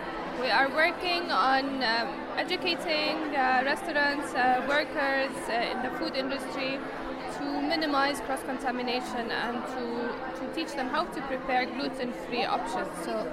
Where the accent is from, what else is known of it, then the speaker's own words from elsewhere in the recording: Jordan; I come from Jordan.